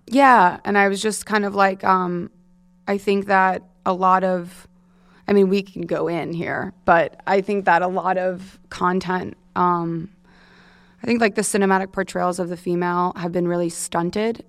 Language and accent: English; Manhasset, New York, United States; I grew up in Manhasset, and my parent, my dad's from Queens